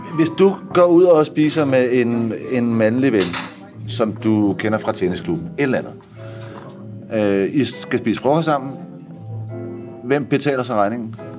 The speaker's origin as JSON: {"language": "Danish", "country": "Denmark", "said": "hjemme i Danmark"}